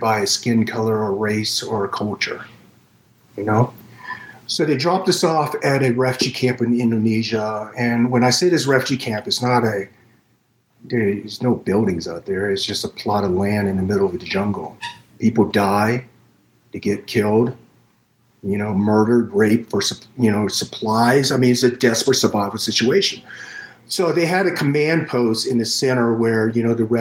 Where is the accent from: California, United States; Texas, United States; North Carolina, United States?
North Carolina, United States; Fayetteville; also born or lived in Saigon, Vietnam; My uncle sponsored a paper where I ended up in Fayetteville, North Carolina